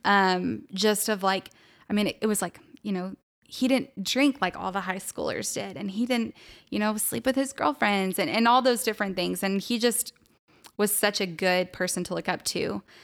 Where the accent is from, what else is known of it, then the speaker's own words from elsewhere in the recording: Salina, Texas, United States; also born or lived in Pennsylvania; I am from Salina, Texas. Um, I grew up, I pretty much grew up there. We, I was actually born in Pennsylvania